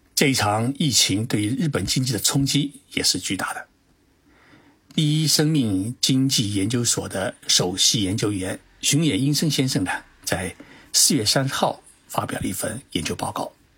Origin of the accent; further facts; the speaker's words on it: China; now in Japan; 几乎没有我们中国人到日本来